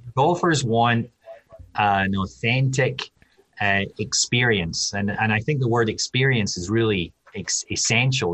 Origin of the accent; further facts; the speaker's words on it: Scotland, United Kingdom; moved away as an adult; now in United States; I'm Scottish